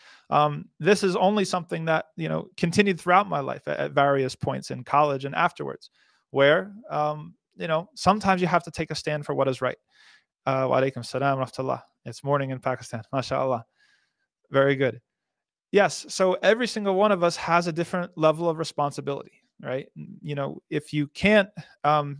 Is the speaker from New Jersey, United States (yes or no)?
yes; New Jersey, United States; I'm from New Jersey